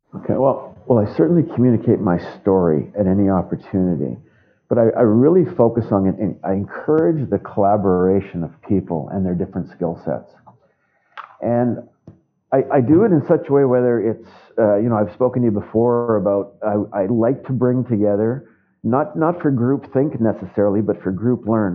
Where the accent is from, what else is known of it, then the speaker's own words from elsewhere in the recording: Winnipeg, Manitoba, Canada; my hometown of Winnipeg